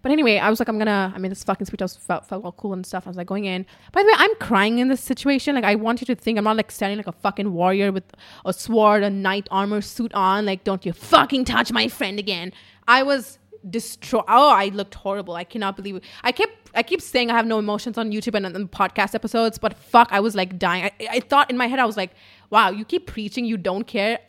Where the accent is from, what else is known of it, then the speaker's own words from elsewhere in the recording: India; English is a second language; I'm Indian